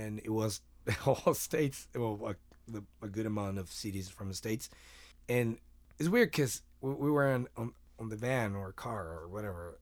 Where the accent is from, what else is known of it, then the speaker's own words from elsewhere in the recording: Mexico; moved away; I, I'm from Mexico